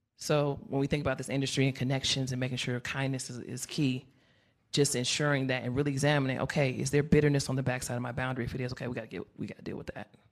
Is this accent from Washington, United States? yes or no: no; Chicago, Illinois, United States; I'm from Chicago